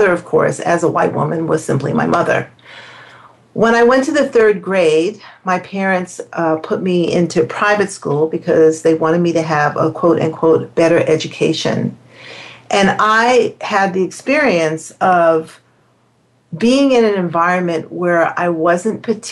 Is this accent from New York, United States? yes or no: yes; New York City, New York, United States; living and growing up in New York City